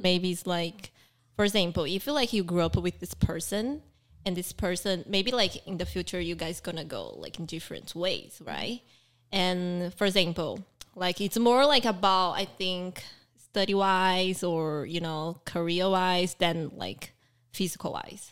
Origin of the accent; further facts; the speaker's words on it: Brazil; moved away; also born or lived in Taiwan; I grew up in Brazil